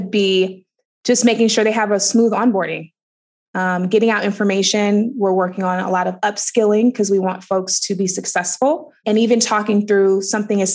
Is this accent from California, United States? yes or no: yes; Oakland, California, United States; I grew up in Oakland, California